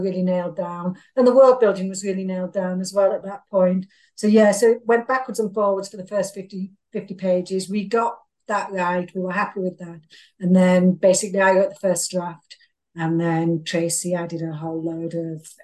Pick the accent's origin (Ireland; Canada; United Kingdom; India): United Kingdom; England; I'm English, and I think we're a little more restrained than Americans